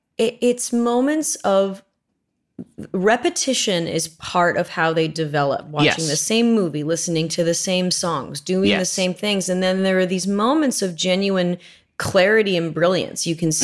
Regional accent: Manhattan Beach, California, United States; I grew up here. I grew up in Manhattan Beach, which is not

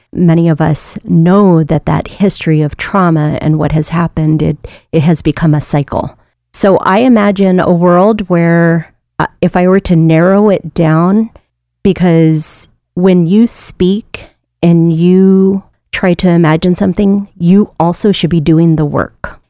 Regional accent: Aleutians and Pribilofs, Alaska, United States; also born or lived in Sitka; years of doing community-based work in my region, in the Aleutians and Prevloffs

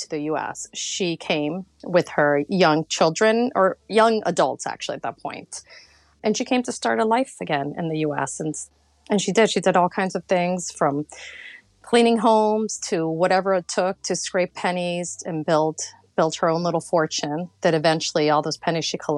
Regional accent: Florida, United States; born or raised there; also born or lived in New York City, United States / Colombia / Mexico / San Francisco, United States

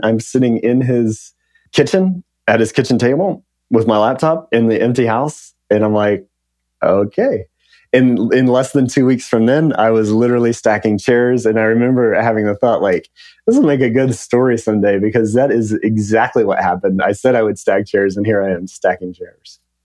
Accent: Lubbock, Texas, United States; I grew up in West Texas, town called Lubbock, uh, right in the panhandle of Texas.

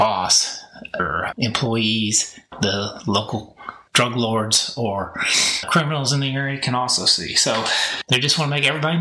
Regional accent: a small town north of Kansas City, Missouri, United States; now in Texas, United States; I am from Kansas City. That's where I grew up, in a small town north of Kansas City, and went to high school there.

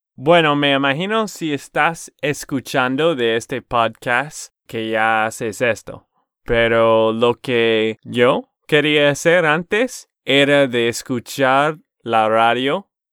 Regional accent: Texas, United States; Spanish is a second language; de Texas, Estados Unidos.

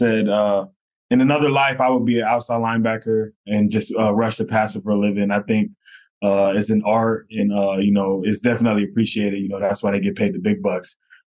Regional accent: North Miami, Florida, United States; So I'm originally from North Miami, Florida, born and raised there. I grew up with a single mom.

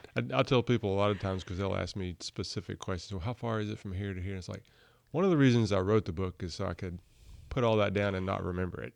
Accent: Burlington, North Carolina, United States; also born or lived in Montgomery County, North Carolina / Cary, North Carolina; I grew up in Burlington, not too far away

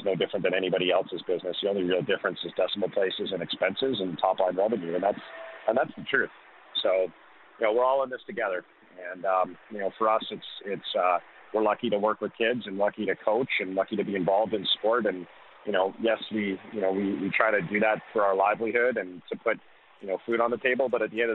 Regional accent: Canada; as a Canadian

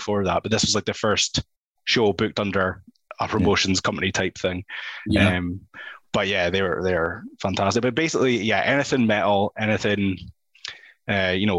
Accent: Scotland, United Kingdom

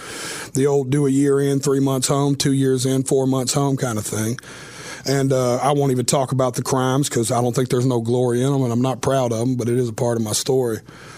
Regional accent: Nashville, Tennessee, United States; I was born and raised right here in Nashville. You know, it's every kid's dream in Nashville to some sort to be a country music artist.

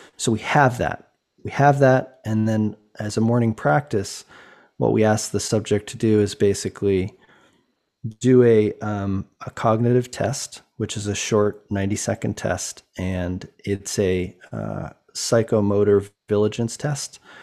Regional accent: Boulder, Colorado, United States; I grew up in Boulder, Colorado

